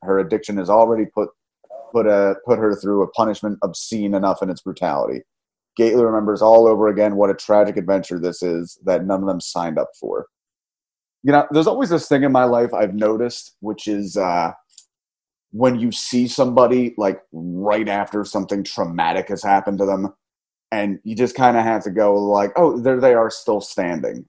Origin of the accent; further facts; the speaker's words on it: New Jersey, United States; my hometown